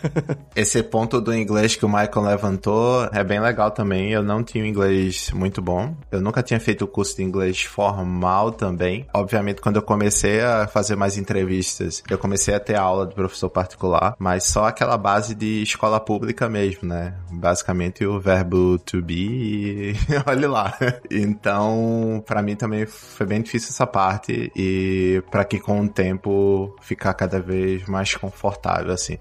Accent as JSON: {"language": "Portuguese", "town": "Recife", "region": "Pernambuco", "country": "Brazil", "also_born_or_lived": "Rio de Janeiro", "moved": "as an adult", "lives_now": "New York, United States", "said": "eu sou de Recife, eu trabalhei em Recife até 2009"}